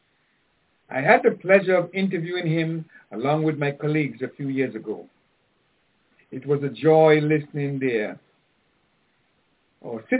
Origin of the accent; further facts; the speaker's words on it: Antigua & Barbuda; I grew up with Tim in Antigua